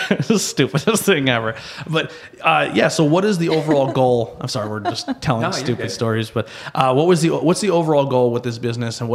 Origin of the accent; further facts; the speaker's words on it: Pennsylvania, United States; growing up in Monte City